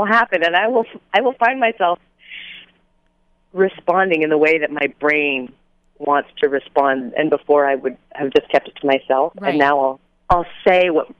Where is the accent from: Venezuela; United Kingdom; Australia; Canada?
Canada; now in Los Angeles, United States; No, I'm Canadian.